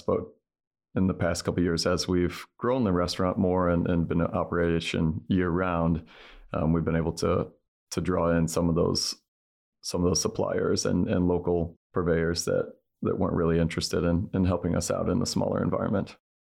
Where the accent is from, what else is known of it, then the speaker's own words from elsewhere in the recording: outside of Saint Louis, Missouri, United States; moved away; I grew up with outside of Saint Louis